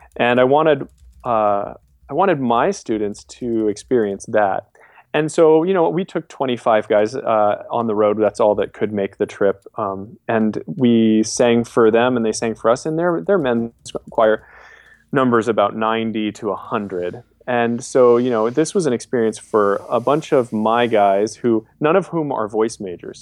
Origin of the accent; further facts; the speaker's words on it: New York, United States; moved away; I grew up in New York State